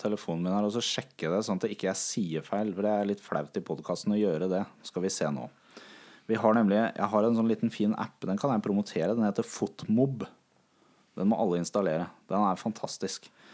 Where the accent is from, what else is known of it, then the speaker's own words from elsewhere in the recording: Larvik, Vestfold, Norway; jeg kommer fra Larvik